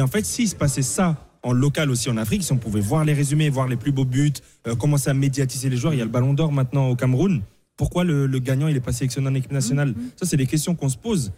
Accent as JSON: {"language": "French", "town": "Paris", "region": "Île-de-France", "country": "France", "tie": "born or raised there", "said": "je jouais dans le 15e arrondissement quand j'étais petit à Paris"}